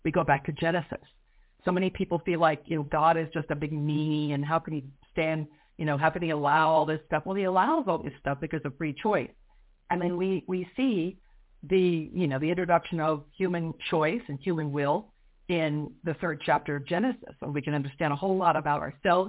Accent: Colorado, United States; moved away as an adult; also born or lived in France / Italy; now I live in Colorado, my home state

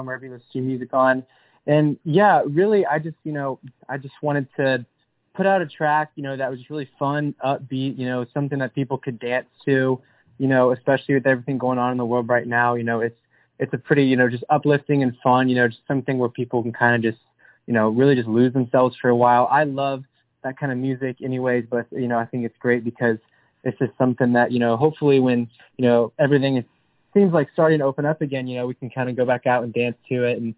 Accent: Lakeland, Florida, United States; moved away as an adult; now in Nashville, United States; gigging around my hometown back in Lakeland, Florida.

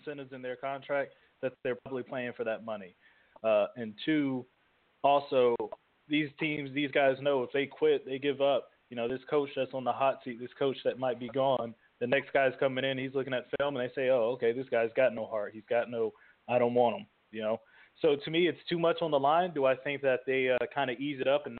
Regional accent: the Bay Area, California, United States; I rep the Bay

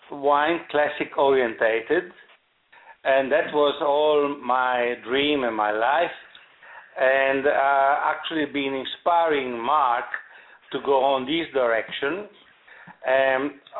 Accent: Italy; English is a second language; now in South Africa; it was a great surprise for me when I came from Italy uh, 30 years ago, uh, that I found the Stellenbosch region valley

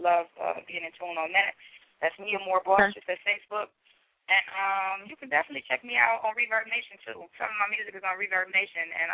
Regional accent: Rockford, Illinois, United States; I'm not actually from Chicago. I'm from Rockford

